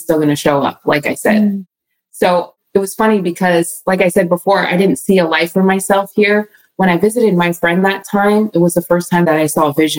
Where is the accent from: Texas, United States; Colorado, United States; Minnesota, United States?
Colorado, United States; we're from Colorado